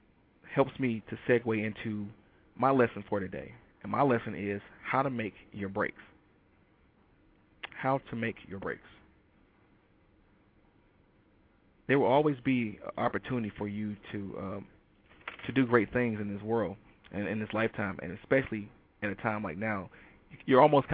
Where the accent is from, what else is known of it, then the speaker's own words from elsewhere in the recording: Detroit, Michigan, United States; moved away; I'm from Detroit